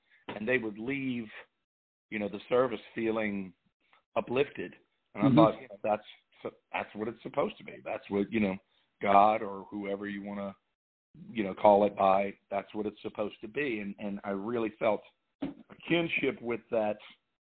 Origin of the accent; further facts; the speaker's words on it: New Orleans, Louisiana, United States; growing up in New Orleans